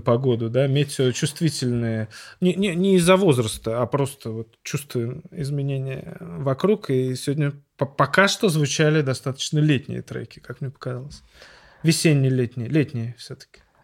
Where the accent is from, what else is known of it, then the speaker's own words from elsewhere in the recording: Saint Petersburg, Russia; я странный парень из Петербурга